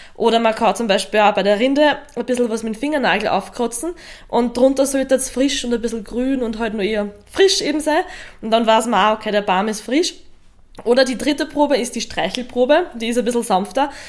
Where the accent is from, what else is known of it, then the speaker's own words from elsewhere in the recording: Lower Austria, Austria; bei uns in Niederösterreich